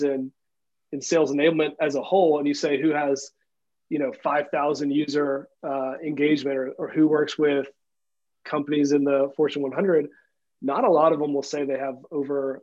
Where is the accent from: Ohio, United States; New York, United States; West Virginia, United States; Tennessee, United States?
Tennessee, United States; we're just dudes from Tennessee